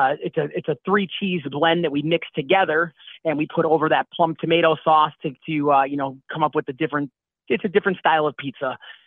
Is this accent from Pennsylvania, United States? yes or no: yes; Scranton, Pennsylvania, United States; now in Florida, United States; I'm originally from Pennsylvania, Scranton, Pennsylvania.